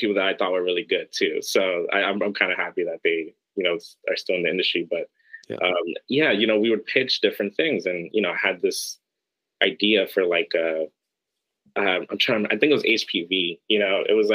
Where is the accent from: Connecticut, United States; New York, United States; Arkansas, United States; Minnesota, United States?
New York, United States; New York City; I grew up in New York City in Harlem